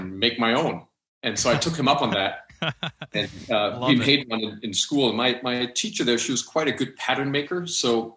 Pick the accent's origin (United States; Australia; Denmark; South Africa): Denmark; I grew up in Denmark, and my mom's American, my dad was Danish